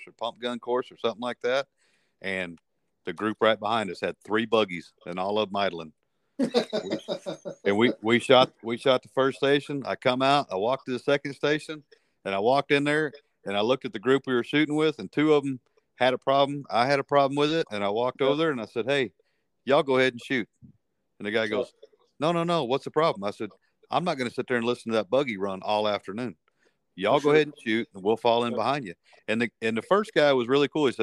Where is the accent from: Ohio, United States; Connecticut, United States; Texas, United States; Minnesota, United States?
Texas, United States; Midland; moved away as an adult; also born or lived in Nigeria / Oklahoma; now in southeast New Mexico, United States; I was basically born and raised in Midland, Odessa also. I got the chance to move around with my dad quite a bit, and lived in Nigeria and lived in Oklahoma and all over West Texas